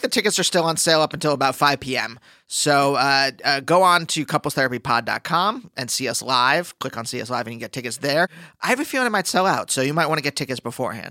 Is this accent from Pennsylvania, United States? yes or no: yes; Pennsylvania, United States; I'm from Pennsylvania